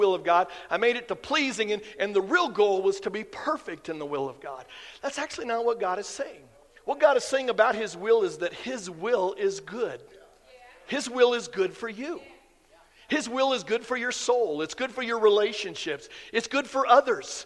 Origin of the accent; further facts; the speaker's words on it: Iowa, United States; I grew up in Iowa